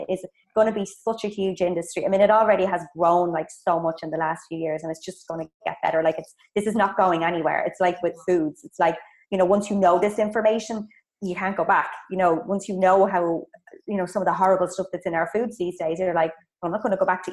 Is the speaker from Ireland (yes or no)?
yes; Ireland; moved away as an adult; also born or lived in Dublin; I'm from Ireland, if you heard from the accent